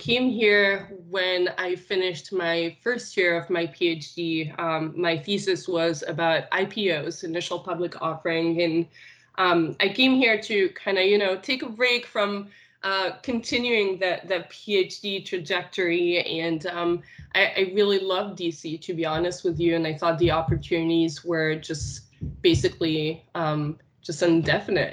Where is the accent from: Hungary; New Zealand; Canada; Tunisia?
Tunisia; first language Arabic; English is a second language; moved away as an adult; also born or lived in Nice, France; I am originally born and raised in Tunisia